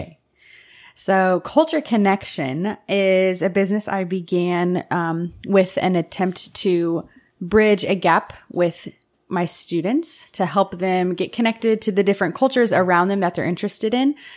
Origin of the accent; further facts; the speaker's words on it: United States; I was American